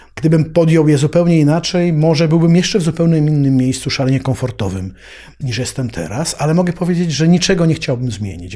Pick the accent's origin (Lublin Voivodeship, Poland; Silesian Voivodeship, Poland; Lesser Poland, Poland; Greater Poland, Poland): Lesser Poland, Poland; Kraków; also born or lived in Havana; ja się wychowałem w takim solarze w Krakowie